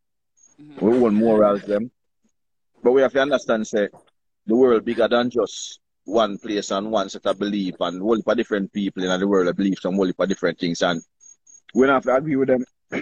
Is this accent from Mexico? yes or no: no; Jamaica; as a Jamaican